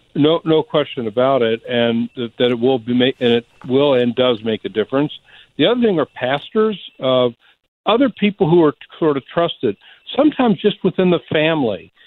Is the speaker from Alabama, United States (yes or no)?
yes; Alabama, United States; I'm living in a rural state. I'm from Alabama